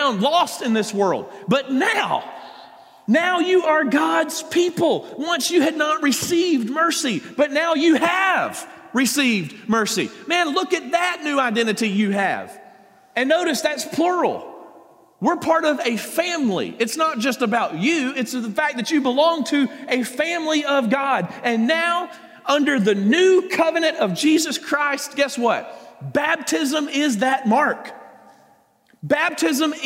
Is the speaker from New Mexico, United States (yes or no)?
no; South Georgia, United States; I'm from South Georgia. It doesn't get much more south than that, okay? I grew, born and raised.